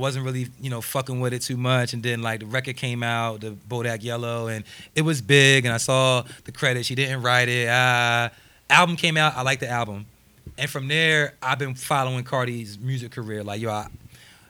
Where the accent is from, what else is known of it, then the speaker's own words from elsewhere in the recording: New Jersey, United States; I'm from New Jersey